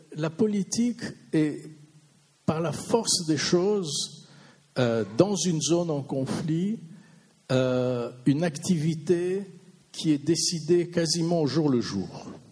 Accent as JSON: {"language": "French", "region": "Vaud", "country": "Switzerland", "said": "je suis vaudois"}